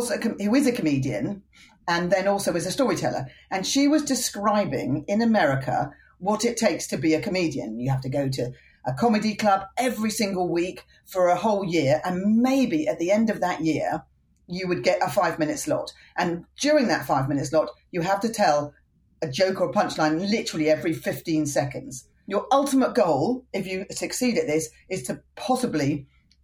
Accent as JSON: {"language": "English", "country": "United Kingdom", "accent": "British", "moved": "as an adult", "lives_now": "California, United States", "said": "I've got this charming British accent"}